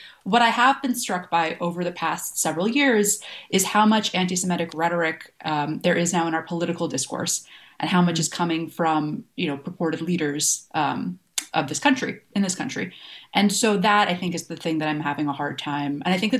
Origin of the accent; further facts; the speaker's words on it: Long Island, New York, United States; I grew up on Long Island in a town that did not have many Jewish people in it, although towns around it certainly did.